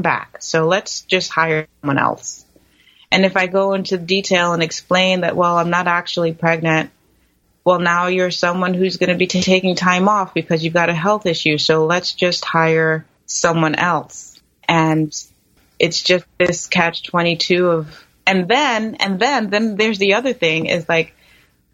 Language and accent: English; New York, United States; moved away as an adult; also born or lived in Los Angeles; now in California, United States; I'm from New York, and that's where my family home is